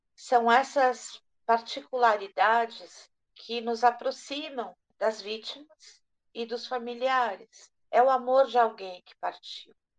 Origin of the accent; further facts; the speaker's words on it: Brazil; nós, brasileiros todos